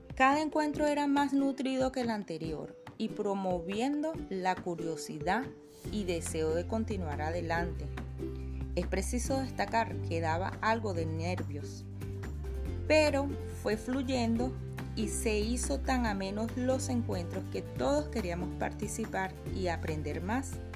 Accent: Venezuela; also born or lived in Caracas; si queremos contribuir con nuestra querida patria, sigamos adelante unidos, con paso firme hacia el crecimiento de Venezuela

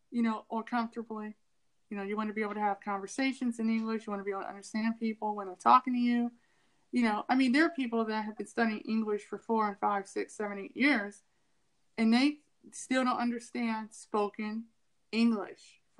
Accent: Ohio, United States; also born or lived in California; I lived in California for three years, but I'm not California. You know, I'm from Ohio, but I don't sound like I'm from the Midwest

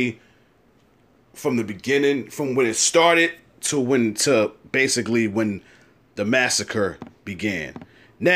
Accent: New York, United States; I'm from New York

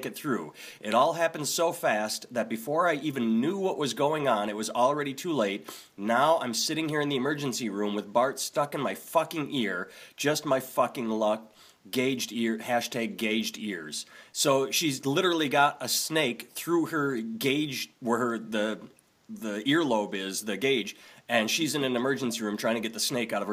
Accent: Wisconsin, United States; I grew up in Wisconsin, so I'm used to Oconomowoc, Milwaukee, all the Native American sounding names

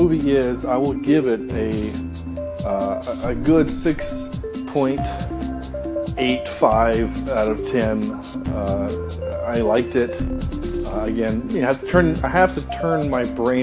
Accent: the South, United States; I am from the South

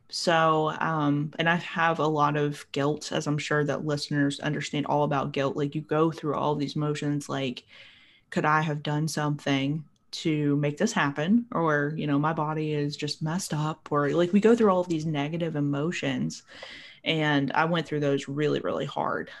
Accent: Appalachia, United States; I'm from Appalachia

